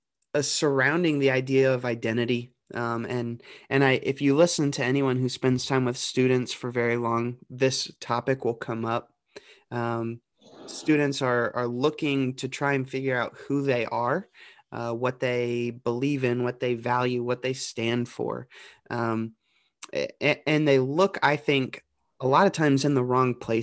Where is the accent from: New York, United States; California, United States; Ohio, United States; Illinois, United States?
Ohio, United States; the Dayton, Cincinnati region, Southwest; moved away as an adult; also born or lived in Johnson University; now in Delaware, United States; I grew up in Southwest Ohio, the Dayton, Cincinnati region.